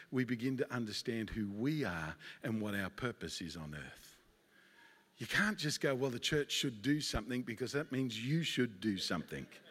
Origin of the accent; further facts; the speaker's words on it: Australia; moved away as an adult; now in United States; I'm an Australian by birth, and I came to America my wife and I, Sandy, and two boys came to America